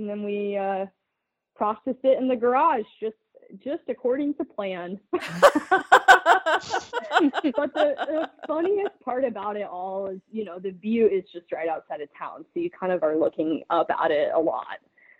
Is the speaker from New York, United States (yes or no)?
no; Minnesota, United States; well, I grew up in Minnesota and I actually have never field quartered an animal.